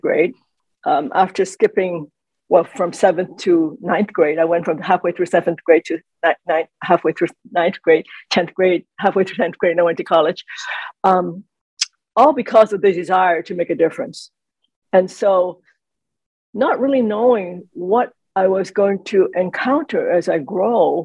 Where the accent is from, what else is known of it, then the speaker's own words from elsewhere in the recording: Hong Kong; now in United States; I was born in Hong Kong, and we were living in Hong Kong.